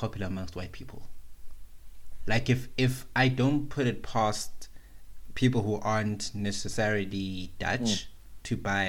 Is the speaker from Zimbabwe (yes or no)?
yes; Zimbabwe; now in South Africa; Zimbabwe, I have to support Zim because that's where I'm from.